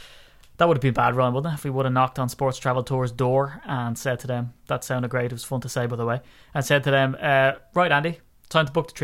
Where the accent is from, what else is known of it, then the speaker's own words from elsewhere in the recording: Dublin, Leinster, Ireland; I'm from Dublin.